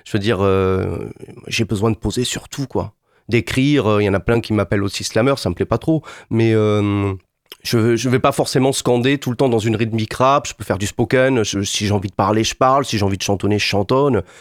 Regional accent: Montpellier, Occitania, France; Moi, je venais de Montpellier.

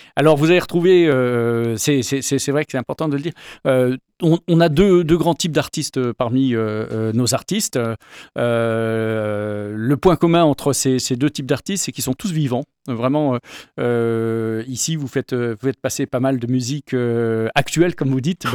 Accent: Paris, Île-de-France, France; moved away as an adult; on est originaire de Paris où on a vécu 25 ans

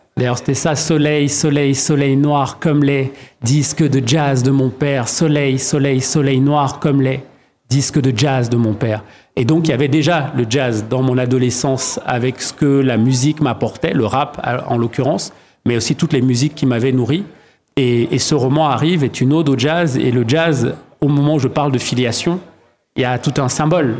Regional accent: Douala, Littoral, Cameroon; à Douala au Cameroun où je suis né et où j'ai grandi

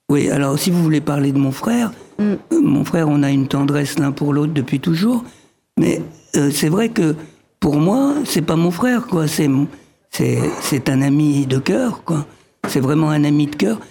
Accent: France; born or raised there; also born or lived in Egypt

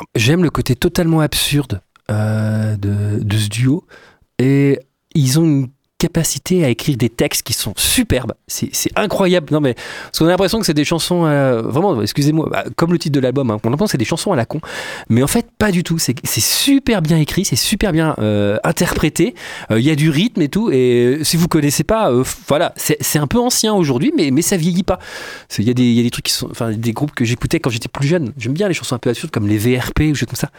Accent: Poitiers, Nouvelle-Aquitaine, France; moved away; à la base je suis de Poitiers

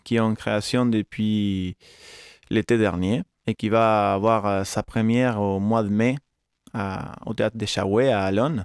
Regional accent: Argentina; moved away; ma ville natale en Argentine

